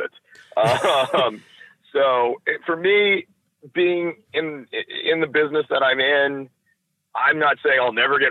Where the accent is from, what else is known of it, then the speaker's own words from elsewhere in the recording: Miami, Florida, United States; I grew up here in Florida.